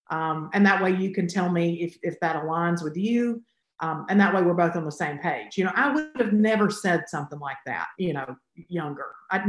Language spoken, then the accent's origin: English; the South, United States; I think for me, it definitely, you know, growing up in the South is just like everywhere.